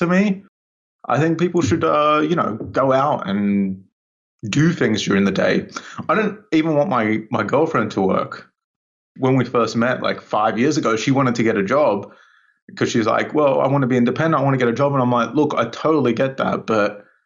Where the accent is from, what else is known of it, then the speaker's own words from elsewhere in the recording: Australia; now in United Kingdom; I was originally from Australia. I grew up in Australia